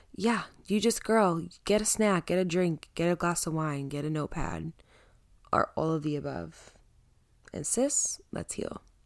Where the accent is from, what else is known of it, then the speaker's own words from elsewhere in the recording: Connecticut, United States; also born or lived in Pompton Lakes, New Jersey; I live in Connecticut. I grew up in Connecticut, but I moved to New Jersey for about six years.